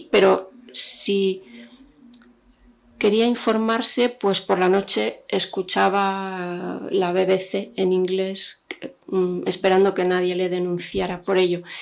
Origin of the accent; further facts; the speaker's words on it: Algeria; Yo crecí en Argelia. En los años 70 había una prensa eh, única, uniforme, que contaba lo que el régimen quería.